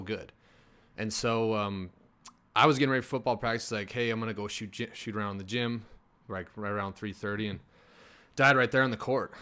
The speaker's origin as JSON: {"language": "English", "town": "Crosby", "region": "North Dakota", "country": "United States", "tie": "born or raised there", "moved": "as an adult", "said": "I grew up there and went to college there and mm. I moved down here."}